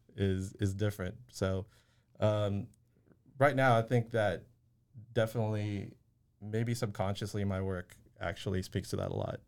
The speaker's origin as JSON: {"language": "English", "town": "Waco", "region": "Texas", "country": "United States", "tie": "born or raised there", "said": "I grew up here in Waco"}